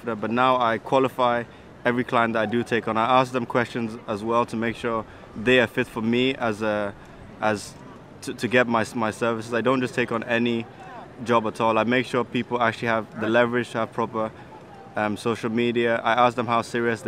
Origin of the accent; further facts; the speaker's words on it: Ghana; moved away; my home country of Ghana, a third world country